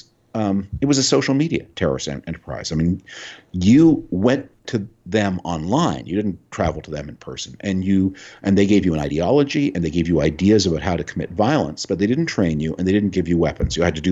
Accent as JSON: {"language": "English", "country": "Canada", "tie": "born or raised there", "moved": "yes", "said": "I grew up, I was born in Canada, I retain a lot of connections there, I have a house there"}